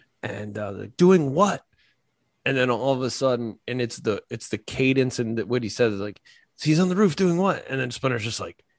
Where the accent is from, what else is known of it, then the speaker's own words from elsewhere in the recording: Delaware, United States; now in Rhode Island, United States; We grew up outside of Philly. We grew up in Delaware